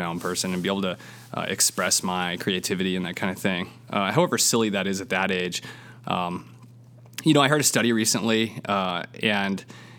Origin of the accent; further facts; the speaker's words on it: Seattle, Washington, United States; I was born in the Seattle area and then kind of moved around a little bit and went to high school out there